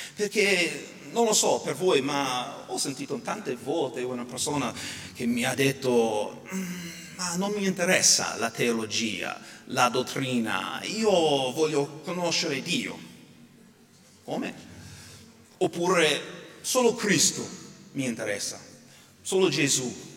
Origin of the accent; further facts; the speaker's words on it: United States; now in Italy; sia qui in Italia sia in America, per esempio, nel mio paese